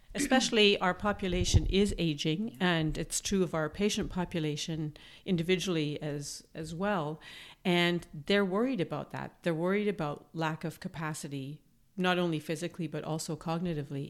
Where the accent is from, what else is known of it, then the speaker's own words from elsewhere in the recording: Manitoba, Canada; now in Toronto, Canada; I'm from Manitoba